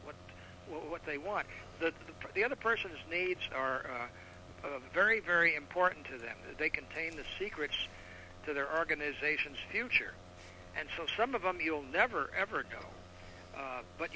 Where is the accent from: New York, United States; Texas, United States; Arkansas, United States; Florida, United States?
Texas, United States; Laredo; I was born and raised in the Mexican border, Laredo, Texas